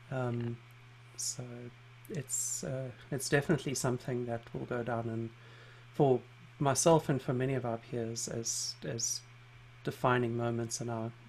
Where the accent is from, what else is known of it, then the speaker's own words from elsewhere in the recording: South Africa; also born or lived in London; because I grew up in South Africa and spent some time living in London